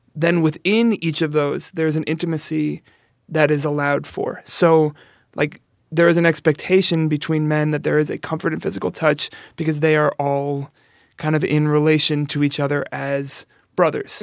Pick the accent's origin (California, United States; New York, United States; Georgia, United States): New York, United States; New York City; now in Chicago, United States; I'm from the Bronx.